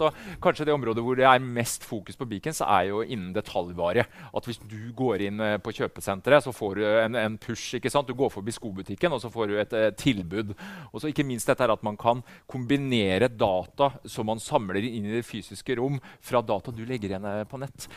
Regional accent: Norway; Her hjemme i Norge

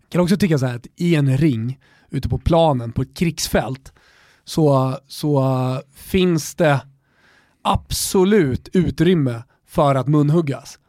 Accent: Sweden; vi är från Europa och att vi, eh, vi är eh, uppväxta i, i Svedala

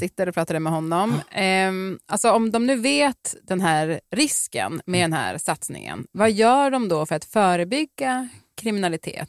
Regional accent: Piteå, Norrbotten County, Sweden; moved away; Jag är ju då från Piteå, som ju ligger lite mer norrut.

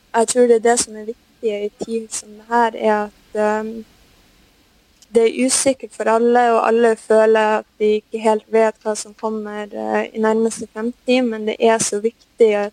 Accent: Norway; moved away as an adult; now in Brazil; vi gjør hjemme i Norge

